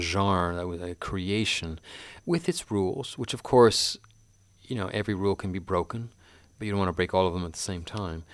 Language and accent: English; Canada; I'm a fifty-two-year-old Canadian